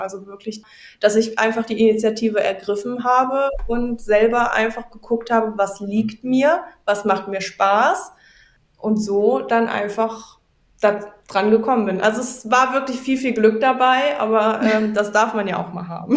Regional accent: Wegberg, North Rhine-Westphalia, Germany; hier bei uns in Wegberg

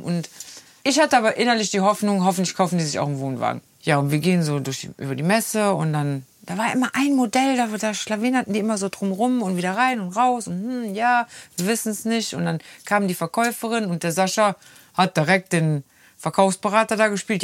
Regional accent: Rhineland, Germany; wir Rheinländer

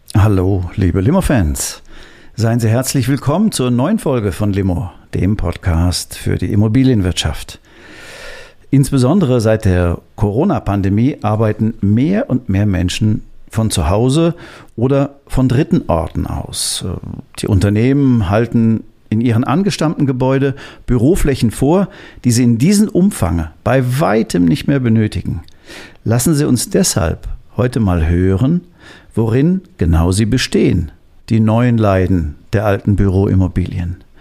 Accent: Hamburg, Germany; ich bin auch gebürtiger Hamburger

